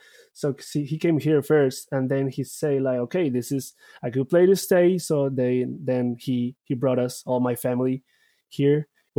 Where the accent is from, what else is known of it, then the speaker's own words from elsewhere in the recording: Bogota, Bogotá Capital District, Colombia; English is a second language; also born or lived in Barranquilla; Yes, I'm originally from Colombia, city of Barranquilla, Colombia, but all my life I raised in Bogota.